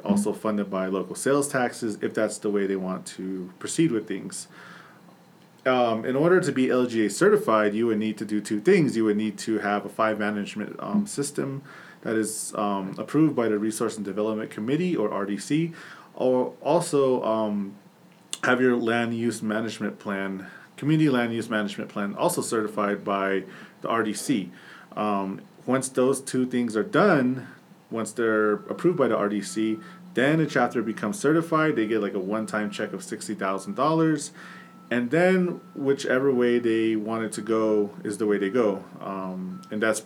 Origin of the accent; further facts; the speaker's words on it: San Bernardino, California, United States; first language English; moved away as an adult; also born or lived in Rialto, California; now in Navajo Nation, United States; I grew up in Southern California in San Bernardino for 20 years